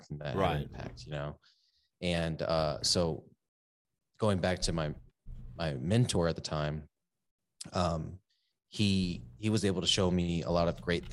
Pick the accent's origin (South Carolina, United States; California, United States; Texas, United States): Texas, United States; San Antonio; moved away as an adult; also born or lived in Corpus Christi, Texas; So I was 18 when I moved from San Antonio, Texas to Corpus Christi, Texas.